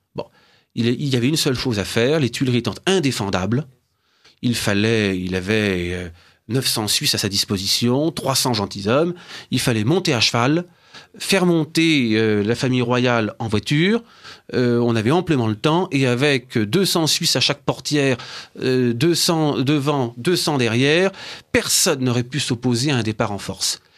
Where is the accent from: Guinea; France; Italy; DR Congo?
France; Brittany; je suis originaire d'un patelin de Bretagne